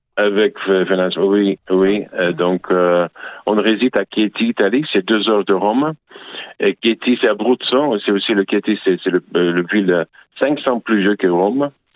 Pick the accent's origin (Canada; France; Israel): Israel; French is a second language; chez nous à Israël